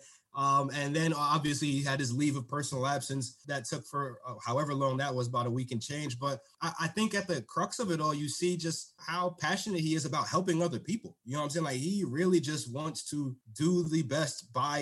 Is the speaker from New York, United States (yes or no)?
yes; New York City, New York, United States; I'm from Brooklyn, right? I grew up here, born and raised